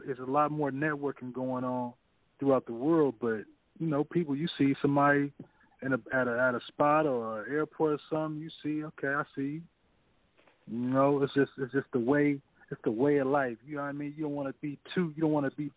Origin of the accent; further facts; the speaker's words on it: the Bay Area, California, United States; I'm from the Bay